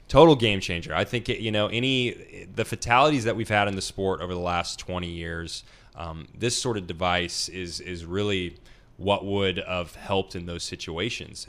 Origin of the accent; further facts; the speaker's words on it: Nashville, Tennessee, United States; I'm from Nashville, Tennessee